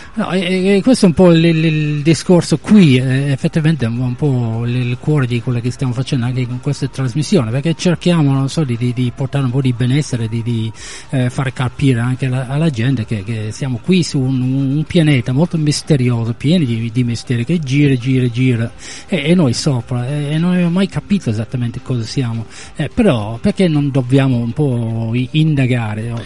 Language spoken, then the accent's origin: Italian; England, United Kingdom; moved away; come inglese